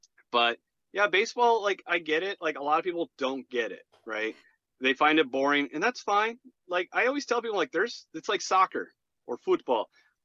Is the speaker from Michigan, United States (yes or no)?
no; Chicago, Illinois, United States; now in Arizona, United States; So I'm originally from Chicago.